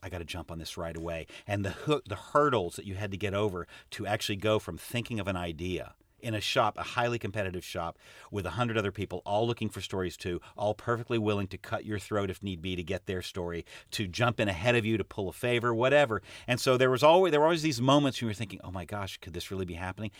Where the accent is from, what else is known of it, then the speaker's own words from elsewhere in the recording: United States; as an American